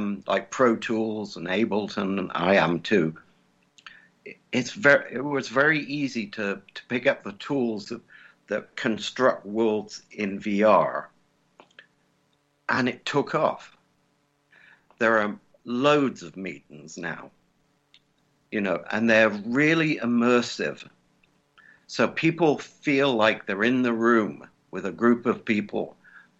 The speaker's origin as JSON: {"language": "English", "region": "England", "country": "United Kingdom", "also_born_or_lived": "California", "moved": "yes", "lives_now": "Indiana, United States", "said": "I'm English. So I lived in California for a while."}